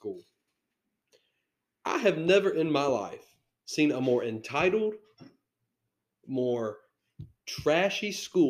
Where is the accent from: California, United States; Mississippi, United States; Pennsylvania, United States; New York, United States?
Mississippi, United States; Hattiesburg; It was tough growing up in Mississippi as an Alabama fan